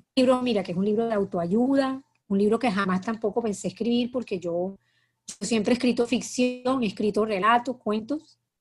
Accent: Cartagena, Bolívar, Colombia; moved away as an adult; also born or lived in Bogotá; yo soy cartagenera, nací en Cartagena

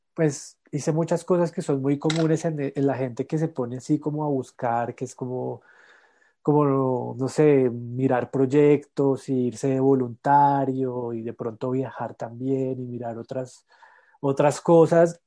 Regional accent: La Calera, Cundinamarca, Colombia; born or raised there; also born or lived in Bogotá

